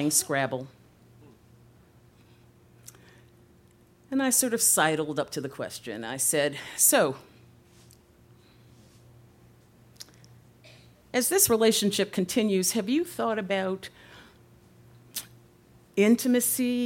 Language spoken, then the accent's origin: English; Chicago, Illinois, United States; now in Los Angeles, United States; I'm originally from Chicago